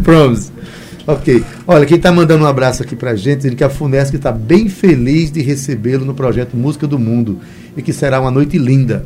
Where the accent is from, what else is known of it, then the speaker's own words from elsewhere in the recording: Itabaiana, Paraíba, Brazil; eu sou da, da, cidade de Itabaiana